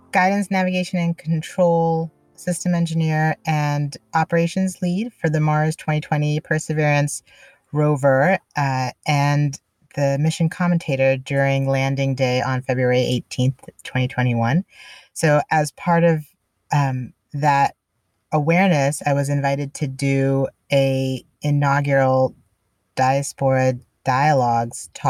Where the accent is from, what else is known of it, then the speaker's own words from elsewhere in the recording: India; now in United States; I was born in India and how I came to the U.S.